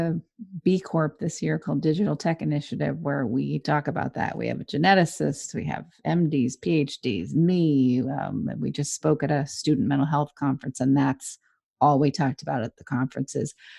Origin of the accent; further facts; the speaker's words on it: Southern California, United States; moved away; I love that you're in my home state, Southern California.